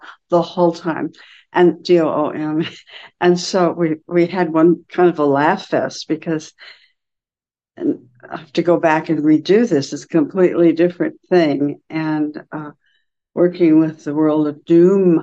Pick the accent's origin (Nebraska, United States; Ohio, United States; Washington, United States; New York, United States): Nebraska, United States; reminded me of growing up in Nebraska